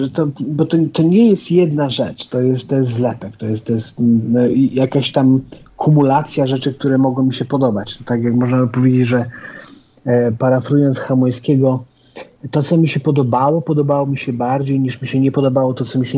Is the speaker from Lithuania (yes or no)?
no; Nigeria; ja się wychowałem, e, przez jakiś czas mieszkałem w Afryce, wychowywałem się w Nigerii